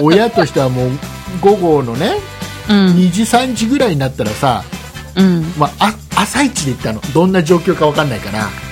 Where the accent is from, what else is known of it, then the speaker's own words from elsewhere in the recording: Kisarazu, Chiba, Japan; うちの地元木更津の総合高校